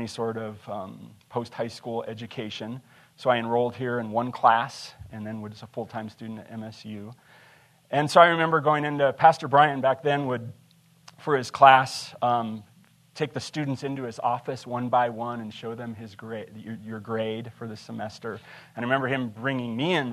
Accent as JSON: {"language": "English", "region": "Montana", "country": "United States", "tie": "born or raised there", "also_born_or_lived": "Shelby, Montana / Lewistown, Montana / Lincoln, Montana / Big Timber, Montana", "said": "I'm a Montana boy. I was born in Shelby, moved to Lewistown. My folks got divorced there. We moved to Lincoln, Big Timber."}